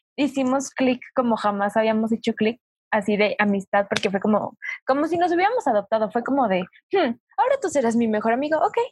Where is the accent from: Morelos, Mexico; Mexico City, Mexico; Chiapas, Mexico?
Mexico City, Mexico; also born or lived in Zumpango; Yo soy de, aquí de la CDMX. Viví ahí tres años nada más